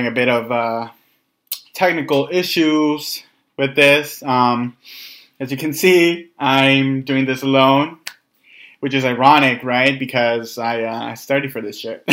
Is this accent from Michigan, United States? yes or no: no; Los Angeles, California, United States; moved away as an adult; also born or lived in San Jose, California; now in Bay Area, United States; I grew up in North Hollywood, and I came up here to the Bay Area for school